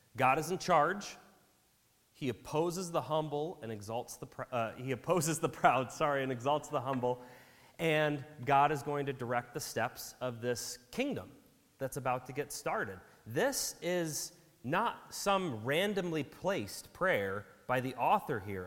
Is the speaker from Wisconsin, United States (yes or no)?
yes; Wisconsin, United States; we grew up in Wisconsin